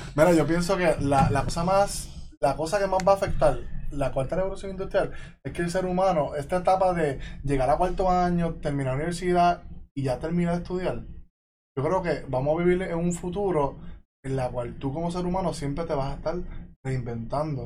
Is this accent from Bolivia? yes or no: no; Puerto Rico; yo como niño en mi pueblo